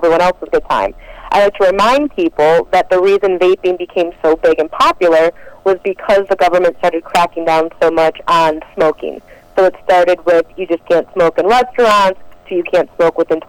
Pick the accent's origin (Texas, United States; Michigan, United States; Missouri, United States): Michigan, United States; Detroit; moved away; I'm originally from Detroit, Michigan